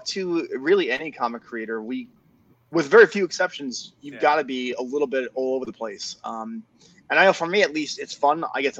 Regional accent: East Islip, New York, United States; I'm from Long Island, by the way. In East Islip, I was living in an apartment complex

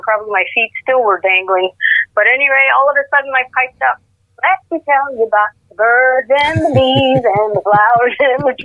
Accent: Baie-Sainte-Anne, New Brunswick, Canada; I was born and raised in downtown Bay St. Anne, and I graduated from James M. Hill in 1978.

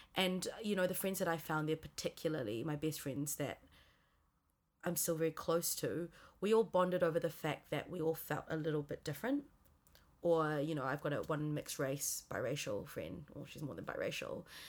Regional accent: Singapore; also born or lived in Auckland, New Zealand; now in New Zealand; moved me from New Zealand to Singapore when I was nine.

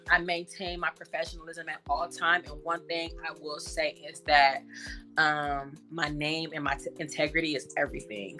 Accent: Los Angeles, California, United States; I'm from Los Angeles. I'm born and raised from the Crenshaw mm-hmm. district

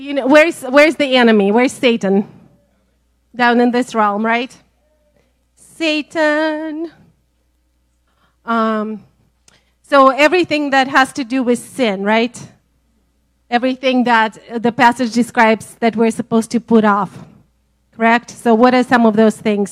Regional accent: Siberia, Russia; now in Georgia, United States; I'm from Siberia

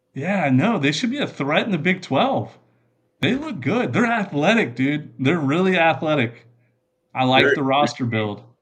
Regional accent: Kingwood, Texas, United States; I'm from Kingwood, Texas

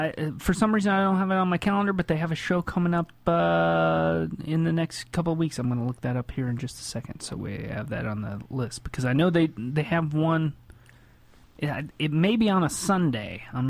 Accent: Indiana, United States; Indiana, man.

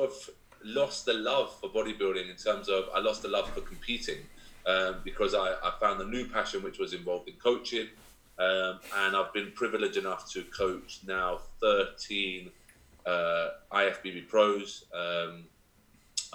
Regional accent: London, United Kingdom; moved away as an adult; also born or lived in Essex; now in Kent, United Kingdom; I'm born and bred in London, then moved to Essex, and then I moved to Kent to actually open this gym.

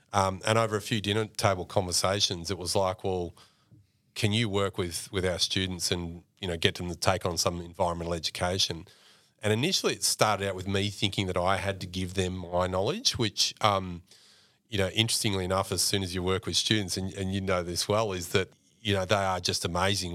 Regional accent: Mildura, Victoria, Australia; accent: Australian; I mentioned growing up on, on, on the billabong in, in Mildura

